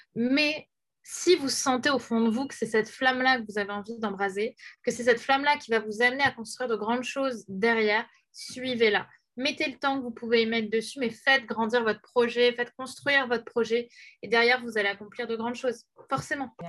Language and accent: French; Paris, Île-de-France, France; Je suis parisienne